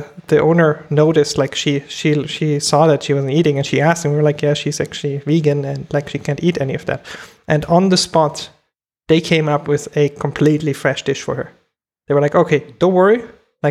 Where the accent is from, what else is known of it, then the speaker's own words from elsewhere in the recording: Germany; as a kid, I grew up in Germany